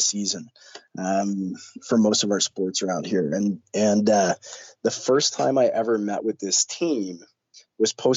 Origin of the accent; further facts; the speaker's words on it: Canada; as a Canadian